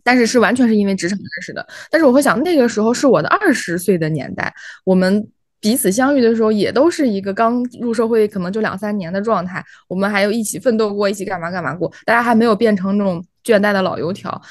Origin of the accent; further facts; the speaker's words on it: Shaanxi, China; moved away; also born or lived in Shanghai; 因为我之前小时候是在陕西，那个是属于北方